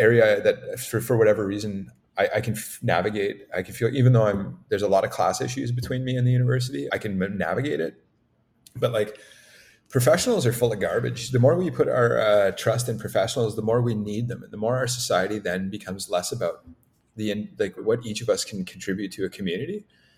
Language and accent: English; Canada; Like, it's more important that just based on the territories here, we're Canadian.